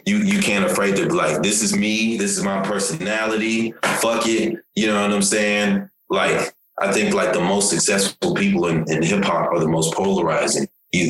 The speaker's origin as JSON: {"language": "English", "country": "Nigeria", "moved": "yes", "lives_now": "United States", "said": "for myself, you know, I'm from Nigeria originally. You know, I moved to the United States in 89, you know what I'm saying?"}